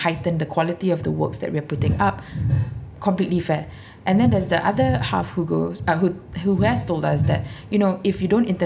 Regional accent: Singapore; also born or lived in London; an ethnic minority Singaporean

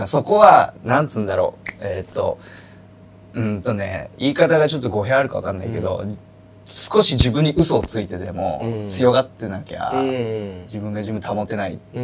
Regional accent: Yachiyo, Chiba, Japan; now in Tokyo, Japan; 俺は地元は千葉の八千代ってとこなんだけど、はいそこから東京

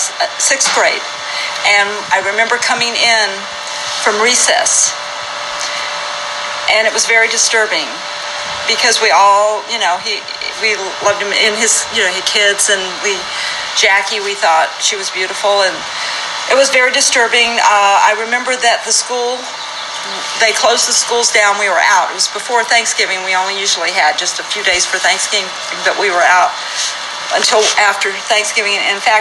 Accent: Toccoa, Georgia, United States; born there; I was born in Toccoa, Georgia. That's T-O-C-C-O-A. It's Northeast Georgia, 1952.

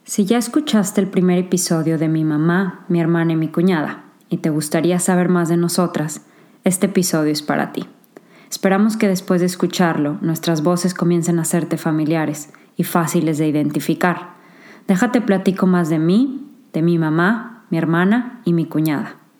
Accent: San Luis Potosí, Mexico; moved away as an adult; also born or lived in Monterrey, Mexico / Singapore; now in England; Nací en San Luis Potosí, México

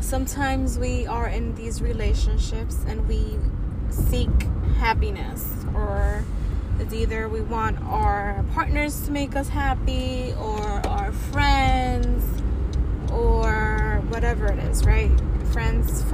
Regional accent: New York City, New York, United States; I'm a young, proud, first-generation Latina, born and raised in Washington Heights.

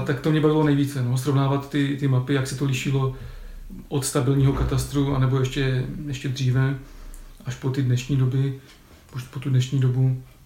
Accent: Ostrava, Moravian-Silesian Region, Czechia; also born or lived in Sopotnice; jsem z Ostravy, tak dojížděl jsem z domu tady na fakultu

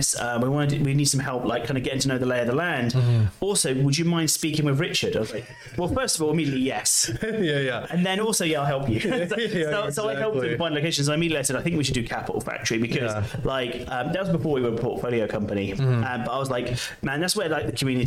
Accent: London, United Kingdom; I'm from London

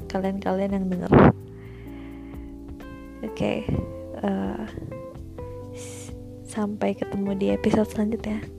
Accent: Cibubur, West Java, Indonesia; also born or lived in Bekasi; lahir di Bekasi tapi gue bukan anak Bekasi karena gue lahirnya di ping lahirnya gue tinggalnya di pinggiran Bogor gitu Kabupaten Bogor masuk masuknya daerah Cibubur

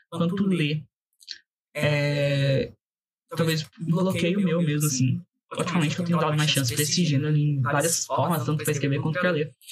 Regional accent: Brazil; a gente é brasileiro

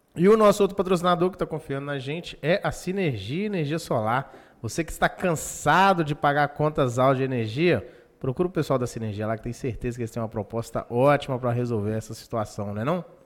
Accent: Pirapora, Minas Gerais, Brazil; now in Governador Valadares, Brazil; sou nascido em Pirapora, outra cidade quente pra danar

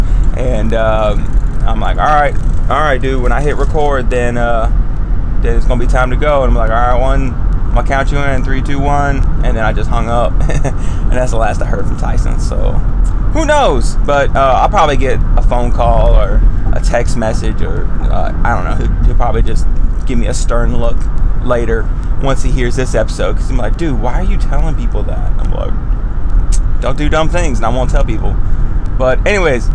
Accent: United States; as an American

